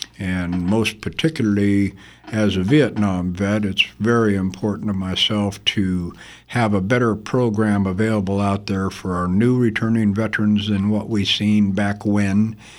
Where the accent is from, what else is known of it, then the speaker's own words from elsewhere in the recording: The Dalles, Oregon, United States; born there; I was born in the Dalles, Oregon in 1952, not that it matters.